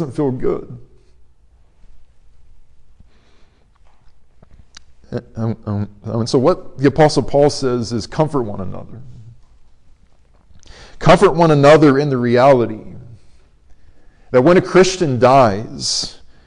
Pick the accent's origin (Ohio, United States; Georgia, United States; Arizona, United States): Arizona, United States; my hometown college team at Arizona State.